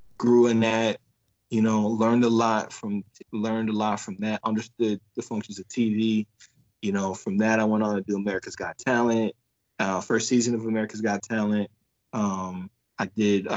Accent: Chicago, Illinois, United States; moved away; I was from Chicago, from the South Side

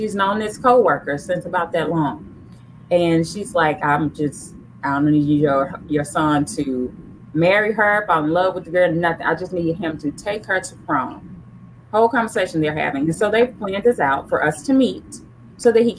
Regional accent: Memphis, Tennessee, United States; I'm from Memphis. My husband's from Memphis as well

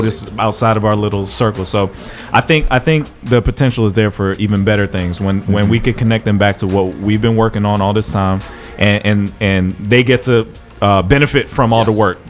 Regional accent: South Florida, United States; moved away; also born or lived in Atlanta; growing up in South Florida, I never felt like I was part of the South.

